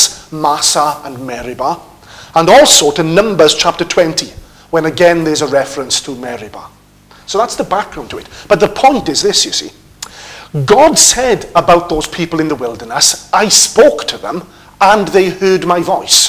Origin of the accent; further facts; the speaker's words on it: United Kingdom; also born or lived in Wrexham; being British people